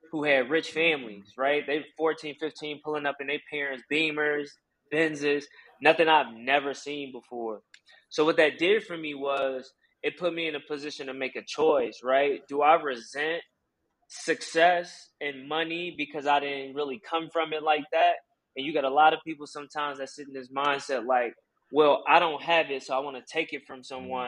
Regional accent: Chicago, Illinois, United States; growing up on the South Side of Chicago

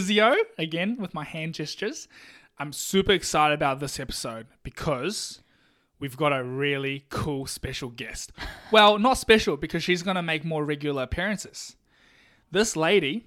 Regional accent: New Zealand; I'm from New Zealand, so you got to speak slowly for me, all right? English is not my first language

